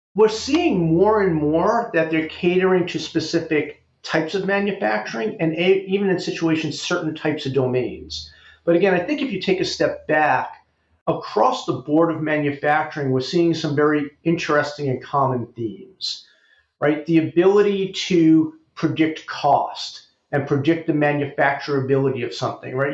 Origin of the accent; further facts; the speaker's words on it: New York City, New York, United States; moved away as an adult; also born or lived in Amherst, Massachusetts; I actually grew up in New York. I grew up in the Bronx